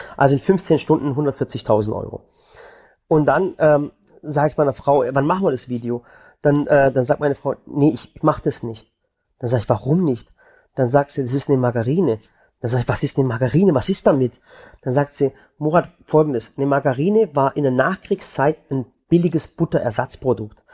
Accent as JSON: {"language": "German", "town": "Balingen", "region": "Baden-Württemberg", "country": "Germany", "lives_now": "Waghäusel, Germany", "said": "Ich komme zum Beispiel von der Schwäbischen Alb. Ich komme aus Balingen."}